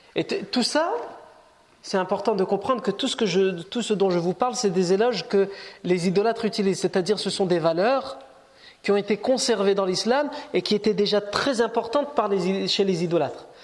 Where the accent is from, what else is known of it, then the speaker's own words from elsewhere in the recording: France; on est né ici, on est français, on est chez nous